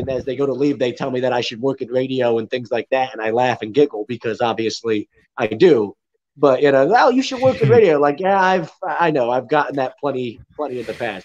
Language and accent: English; Philadelphia, Pennsylvania, United States; moved away as an adult; now in Lakeland, Florida, United States; I'm from the Philly area